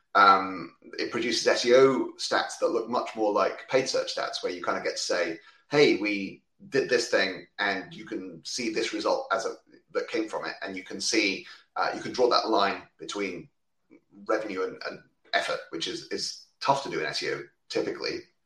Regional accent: United Kingdom; I'm a Brit based in uh, just outside London

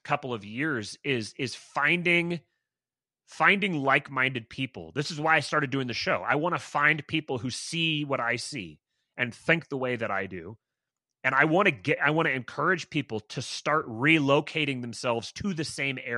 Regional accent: Bremerton, Washington, United States; I grew up in Bremerton, Washington

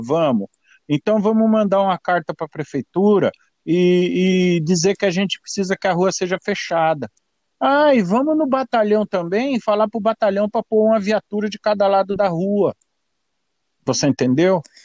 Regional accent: São Paulo, Brazil; moved away as an adult; now in United States; eu sou de São Paulo, é, é, tenho 55 anos de idade e nasci em São Paulo

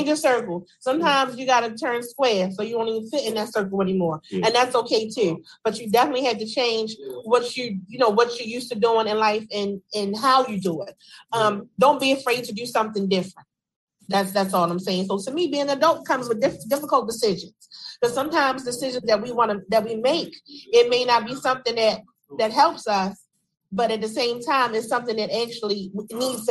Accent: Baltimore, Maryland, United States; as a woman, growing up in the Park Heights area, from the top to the bottom

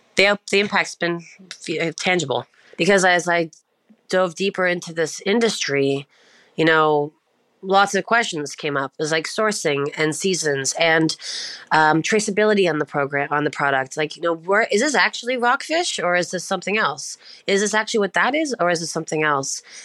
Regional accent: Prince Edward Island, Canada; now in Ontario, Canada; I'm from Prince Edward Island, which is like the smallest island in Canada, situated in the far east side of the country, and uh, sort of looks like a little half or uh, quarter moon floating in the ocean. it's very small. I was raised in a very small fishing village

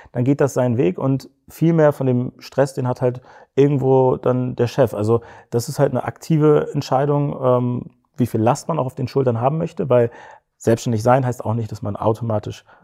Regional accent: Cologne, North Rhine-Westphalia, Germany; wir sind, wir sind Kölner, vielleicht liegt es auch ein bisschen daran so, das ist so eine kleine, ja, so eine kleine Kultur

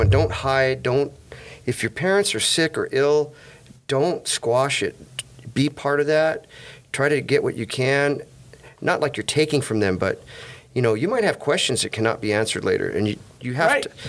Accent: California, United States; also born or lived in East St. Louis, United States; I grew up. I grew up in California. I came here in '65.

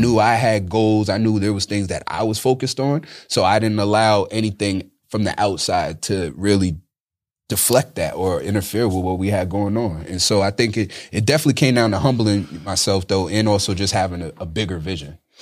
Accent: upstate New York, United States; also born or lived in Bronx, New York / Manhattan, New York; that's when we moved upstate New York

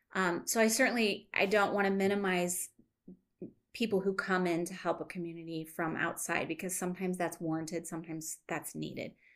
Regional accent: United States; we grew up here in North County

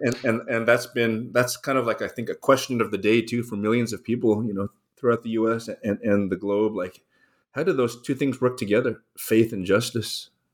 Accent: Los Angeles, California, United States; I grew up in Los Angeles. I was born on the east side of town, raised in the suburbs

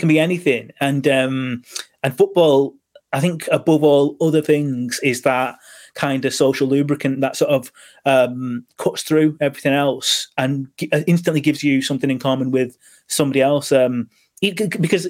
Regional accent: Manchester, North West England, United Kingdom; I'm from Manchester

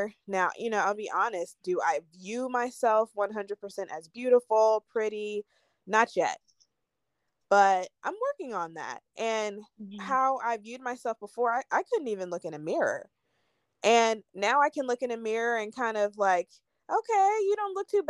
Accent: Georgia, United States; also born or lived in Philadelphia, Pennsylvania / Virginia; I grew up mostly in Georgia, Virginia, for a period of my really young life. My dad was in the military

